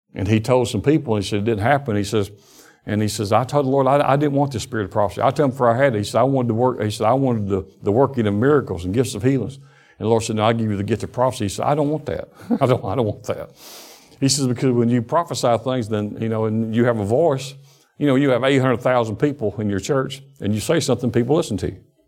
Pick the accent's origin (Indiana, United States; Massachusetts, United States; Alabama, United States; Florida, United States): Alabama, United States; born or raised there; also born or lived in Detroit, Michigan